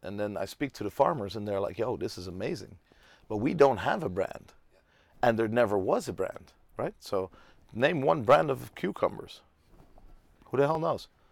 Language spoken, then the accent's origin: English; Tel Aviv, Tel Aviv District, Israel; now in Amsterdam, Netherlands; I'm from Tel Aviv